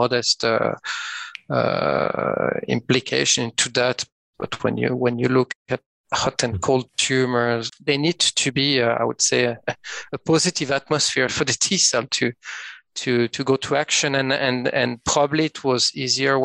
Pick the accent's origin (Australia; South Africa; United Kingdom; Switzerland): Switzerland; French part of Switzerland, Romandy; accent: French-Swiss; English is a second language; moved away as an adult; also born or lived in Geneva; now in Oslo, Norway; As you can hear from my accent, I'm from the French part of Switzerland